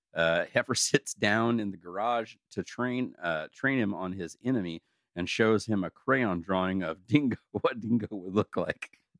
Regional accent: United States; we're also all from America.

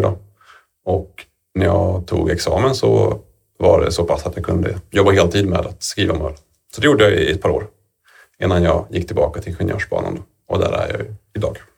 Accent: Falun, Dalarna County, Sweden; jag växte upp i Falun

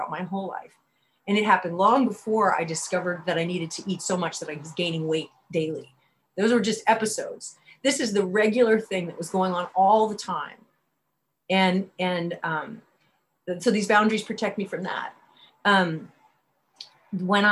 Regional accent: Berkeley, California, United States; I grew up in Berkeley and I grew up in a bookstore

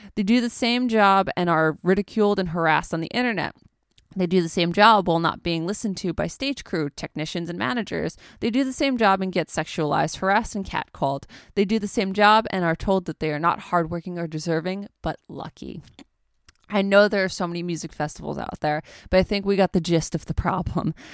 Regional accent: United States; I'm uncultured American swine

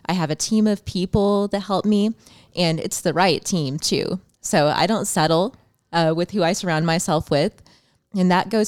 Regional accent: Champaign, Illinois, United States; I'm from Champaign, Illinois.

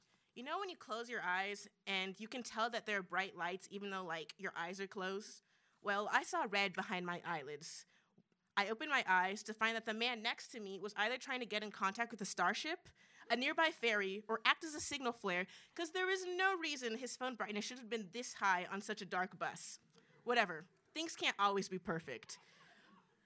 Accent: Las Vegas, Nevada, United States; I'm from Vegas.

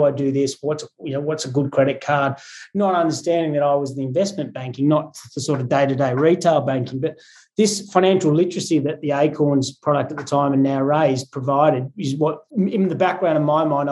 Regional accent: Newcastle, New South Wales, Australia; moved away as an adult; also born or lived in London; I grew up in Newcastle, up the coast, just north of Sydney

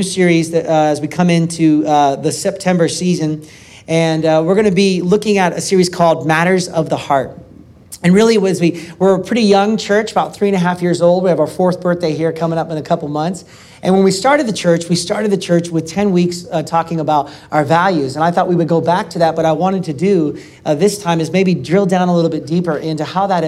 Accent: Portland, Oregon, United States; my hometown, Portland, Oregon

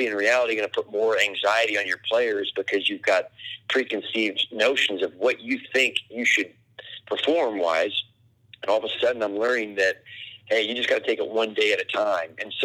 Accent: Indiana, United States; moved away; I'm from Indiana.

